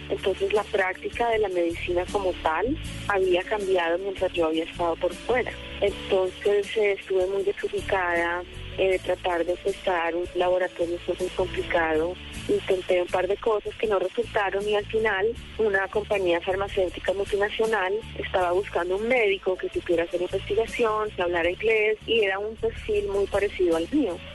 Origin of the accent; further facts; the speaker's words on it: Palmira, Valle del Cauca, Colombia; mi posición es delantera y soy de Palmira Valle.